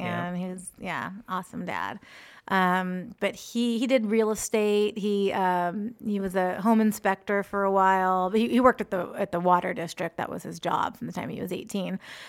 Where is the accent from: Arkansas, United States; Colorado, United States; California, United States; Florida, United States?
California, United States; Antioch; I grew up in Antioch, a stone's throw away.